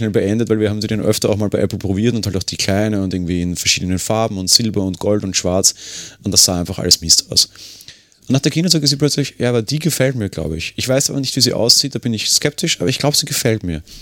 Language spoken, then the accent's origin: German; Austria; Sie kann für mich hier als Österreicher nicht viel mehr